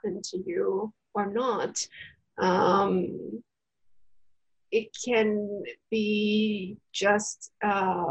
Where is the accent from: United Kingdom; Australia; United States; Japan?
Japan; I was born in Japan